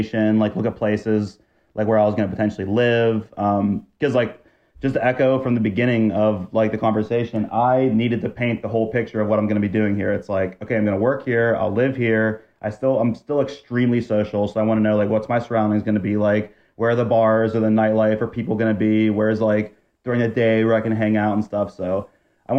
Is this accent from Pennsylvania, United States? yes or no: yes; Pittsburgh, Pennsylvania, United States; Born and raised in Pittsburgh